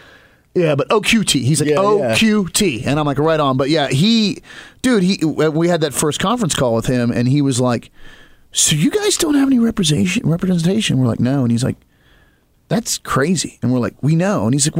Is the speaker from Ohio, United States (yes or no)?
no; Maryland, United States; Like, I'm from Western Maryland.